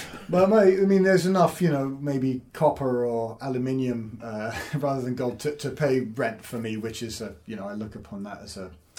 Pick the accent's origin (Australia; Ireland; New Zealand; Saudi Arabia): Saudi Arabia; also born or lived in Edinburgh, United Kingdom; So I was born in Saudi Arabia. My parents were teaching out there, so that was a bit of an unusual upbringing. But it was just a British international school, so everyone spoke English